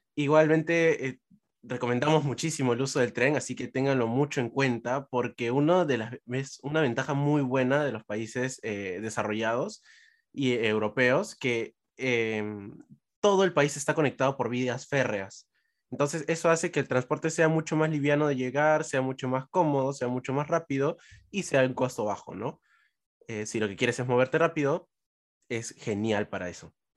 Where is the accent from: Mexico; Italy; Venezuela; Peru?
Peru; lo que somos los peruanos en el extranjero